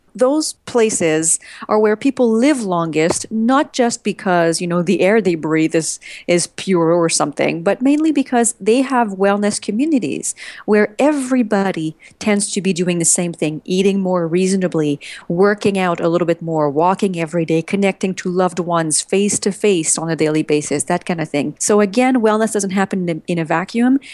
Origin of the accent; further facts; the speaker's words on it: Montreal, Quebec, Canada; now in United States; My husband and I, we're from Montreal, but we live in the U S.